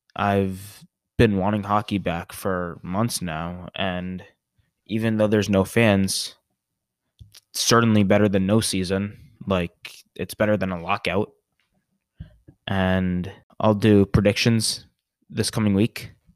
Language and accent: English; New York, United States; moved away; I am originally from New York, and I am a huge Ranger fan